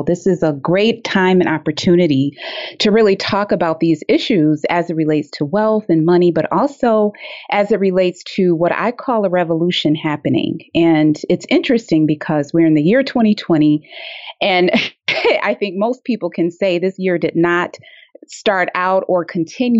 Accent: Detroit, Michigan, United States; living in Detroit, growing up in Detroit

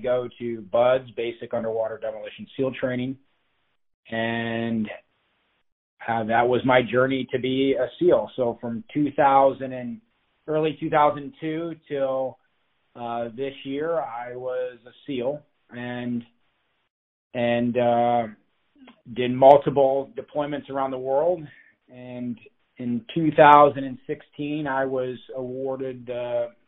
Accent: Grand Rapids, Ohio, United States; moved away as an adult; I grew up in Northwest Ohio on a farm in Grand Rapids, Ohio.

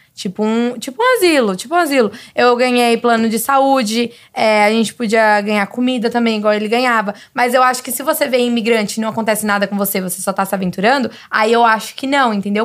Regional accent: Brazil; also born or lived in San Francisco Bay Area, United States; now in United States; eu sou do Brasil, falo espanhol

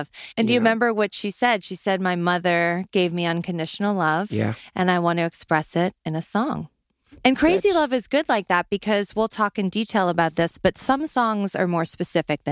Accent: New Orleans, Louisiana, United States; I'm from New Orleans

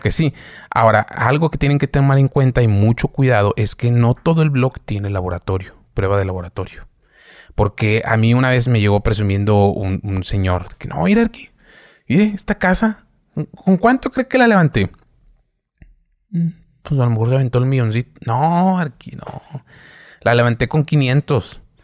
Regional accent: Saltillo, Coahuila, Mexico; yo soy de Saltillo

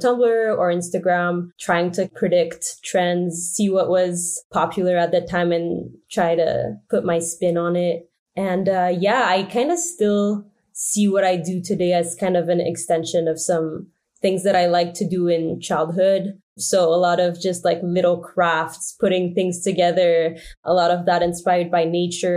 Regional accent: Montreal, Quebec, Canada; I'm from Montreal, Canada

